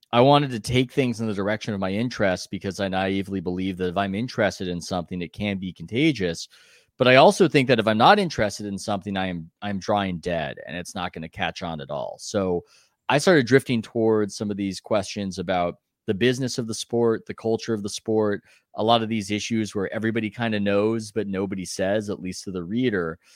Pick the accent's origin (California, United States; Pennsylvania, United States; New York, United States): California, United States; San Diego; I'm from San Diego